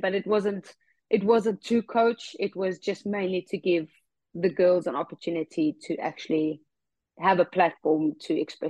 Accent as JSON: {"language": "English", "country": "South Africa", "said": "Whether that is retiring in South Africa, that is something that I would like to do in my home country."}